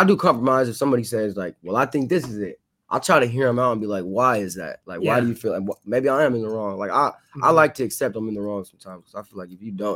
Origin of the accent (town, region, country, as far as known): Modesto, California, United States; born or raised there; moved away